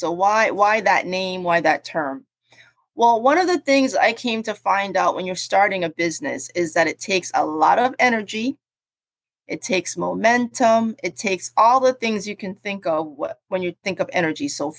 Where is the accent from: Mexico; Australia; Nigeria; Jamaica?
Jamaica; also born or lived in Cambridge, England / New Jersey, United States; I was born in Cambridge, and so I have an affinity for having a multicultural background, and all those things have come to bear on me deciding to end up where I am now. My family is originally from Jamaica, and I grew up in Jamaica and in the US, in New Jersey.